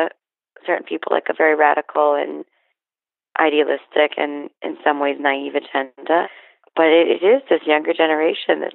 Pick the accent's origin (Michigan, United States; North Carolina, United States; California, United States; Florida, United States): Florida, United States; Miami; I grew up in Miami